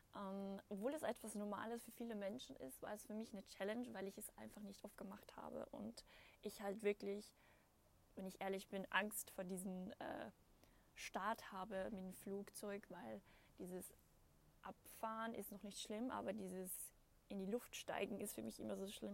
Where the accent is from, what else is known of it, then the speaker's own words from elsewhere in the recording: Austria; bei uns in Österreich